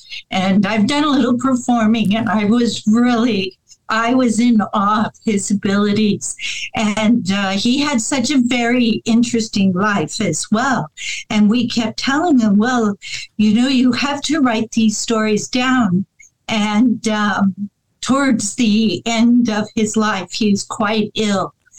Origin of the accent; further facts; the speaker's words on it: Hollywood, California, United States; born there; I'm a city girl. {S1} Okay. {S2} I was born in Southern California, Hollywood.